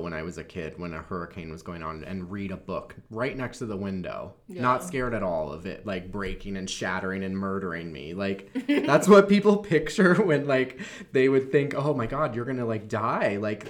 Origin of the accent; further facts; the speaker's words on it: Florida, United States; moved away; I'm from Florida and I grew up there